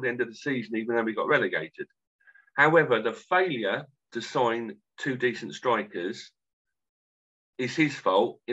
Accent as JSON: {"language": "English", "town": "Canterbury", "region": "South East England", "country": "United Kingdom", "said": "I'm from Canterbury"}